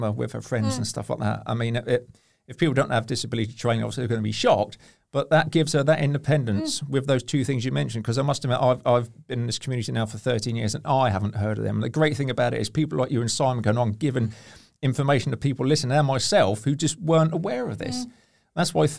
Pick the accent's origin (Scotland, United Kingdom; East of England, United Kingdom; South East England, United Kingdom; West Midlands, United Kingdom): South East England, United Kingdom; Hampshire; I'm from Hampshire. I've been called a bumpkin.